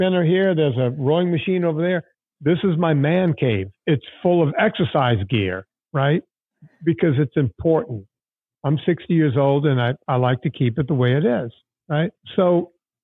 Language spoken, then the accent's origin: English; Cajun country, Louisiana, United States; moved away; also born or lived in Hollywood; I grew up in Cajun country